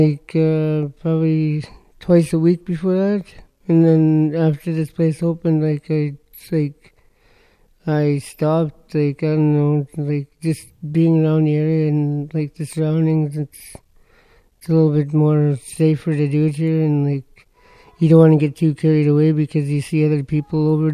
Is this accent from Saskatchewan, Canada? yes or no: yes; Saskatoon, Saskatchewan, Canada; I'm from Saskatoon, Saskatchewan.